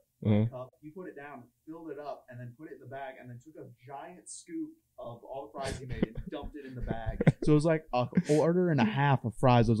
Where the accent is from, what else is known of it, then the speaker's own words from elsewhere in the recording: Dayton, Ohio, United States; We had a neighbor when I grew up in Dayton.